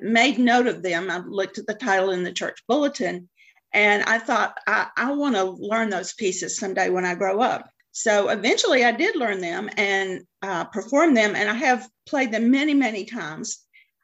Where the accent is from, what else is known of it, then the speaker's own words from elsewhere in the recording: Macon, Georgia, United States; also born or lived in Stone Mountain, Georgia / Atlanta, Georgia / Athens, Georgia; I grew up in Macon, Georgia. And when I was in ninth grade, we moved up to the Atlanta area, and we moved to the Stone Mountain area